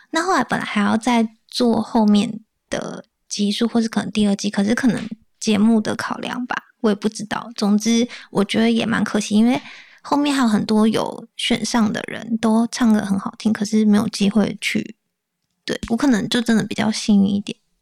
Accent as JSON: {"language": "Chinese", "town": "Taichung", "country": "Taiwan", "said": "我是台中人"}